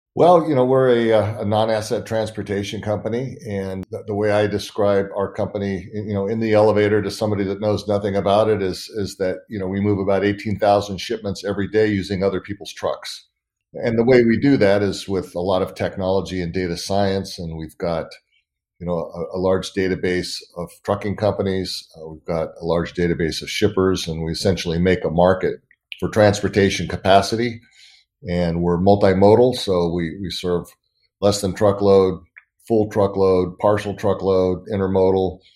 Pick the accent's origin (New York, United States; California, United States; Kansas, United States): California, United States; Northern; also born or lived in San Diego; I grew up in California, Northern California.